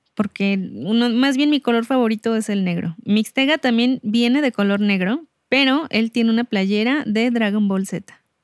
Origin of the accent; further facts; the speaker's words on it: Mexico; así somos los mexicanos